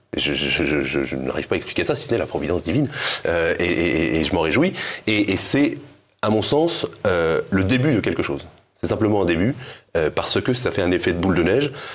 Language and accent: French; Breton, Brittany, France; je suis breton